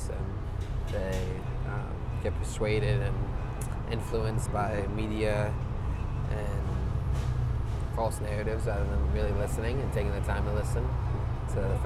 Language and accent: English; New York, United States; moved away as an adult; now in San Diego, United States; I grew up in New York, and then I came out for school 5 years ago.